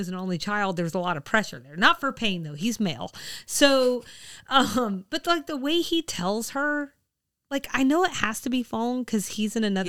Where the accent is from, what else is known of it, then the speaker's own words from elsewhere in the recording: United States; Absolutely. I'm American.